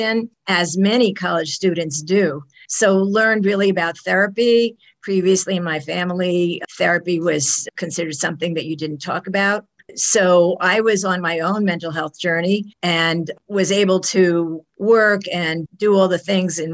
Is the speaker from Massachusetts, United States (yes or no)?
no; New York City, New York, United States; I am a New Yorker through and through. I was born in a hospital in New York City. My parents were living in Brooklyn, and we lived in that apartment for many years. The family moved to the suburbs when I was a teenager.